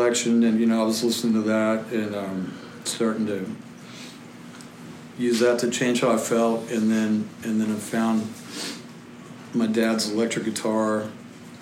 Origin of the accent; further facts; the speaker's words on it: Salina, Kansas, United States; I grew up in Salina, Kansas